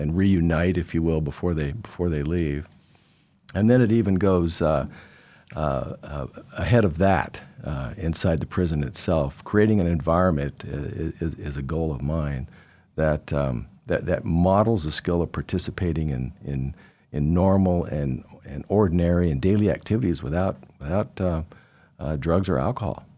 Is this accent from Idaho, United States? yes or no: yes; Idaho, United States; also born or lived in Anchorage, Alaska; my family, uh, lived here most of my childhood in high school, went to Barr High School